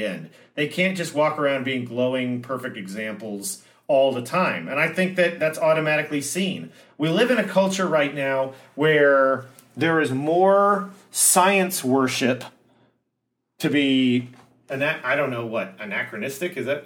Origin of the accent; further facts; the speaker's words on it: United States; as an American